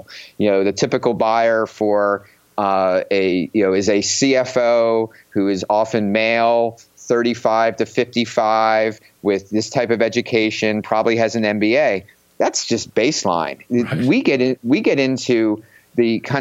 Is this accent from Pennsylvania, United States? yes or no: yes; Philadelphia, Pennsylvania, United States; I'm from Philadelphia and have grown up kind of being a little bit cynical coming from that area